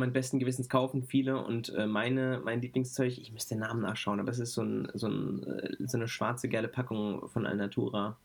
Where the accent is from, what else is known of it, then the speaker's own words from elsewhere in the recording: Frankfurt, Hesse, Germany; ich ähm, bin als Frankfurter Bub